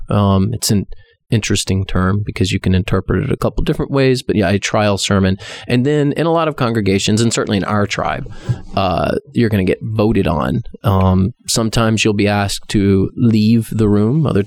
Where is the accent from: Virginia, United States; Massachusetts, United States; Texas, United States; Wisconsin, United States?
Texas, United States; I am Texan.